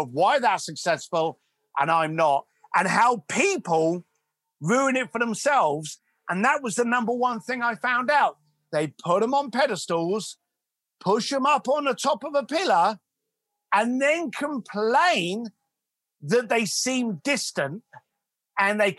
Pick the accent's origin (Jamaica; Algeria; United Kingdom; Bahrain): United Kingdom; London; a young lad growing up in East London